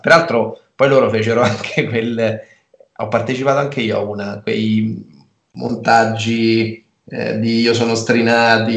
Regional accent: Rieti, Lazio, Italy; also born or lived in Perugia; Io sono nato a Rieti, eh, ho, studiato, ho, studiato, a Rieti, ho fatto tutte le scuole, tutte le scuole a Rieti

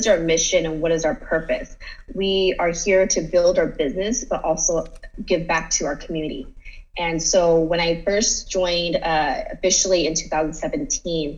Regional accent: San Jose, California, United States; I moved back to San Jose in 2015

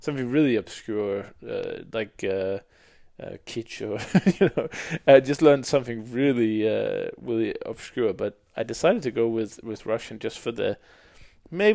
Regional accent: Denmark; In Denmark, we have, of course, Danish is like 95% or more

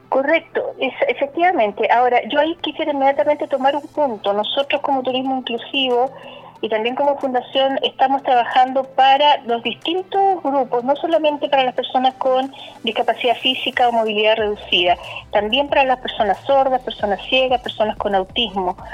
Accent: Temuco, Araucanía, Chile; somos de Temuco, que también tenemos un emplazamiento en Curacautín, pero somos de la Araucanía

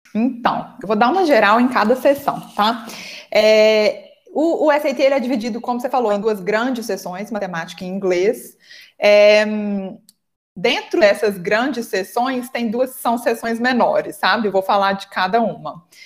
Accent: Minas Gerais, Brazil; aqui em Minas Gerais, eu sou de Minas, acho que vocês perceberam pelo meu sotaque

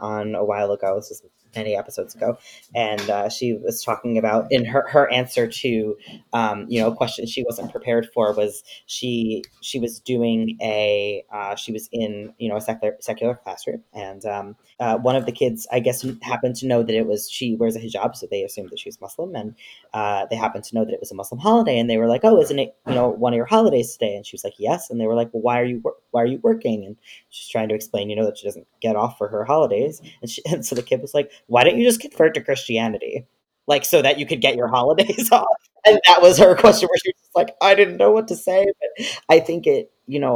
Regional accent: New York City, New York, United States; I grew up in New York City

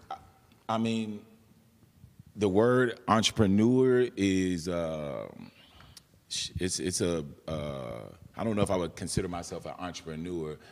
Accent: San Antonio, Texas, United States; also born or lived in McAllen, Texas; I'm born and raised in San Antonio

